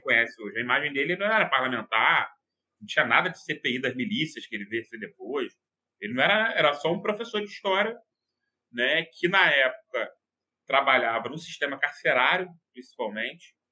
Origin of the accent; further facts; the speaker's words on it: Rio de Janeiro, Brazil; eu sou aqui do Rio de Janeiro